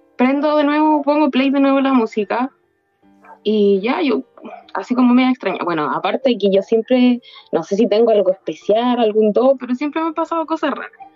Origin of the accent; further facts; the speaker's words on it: Maipú, Santiago Metropolitan Region, Chile; Yo soy de Chile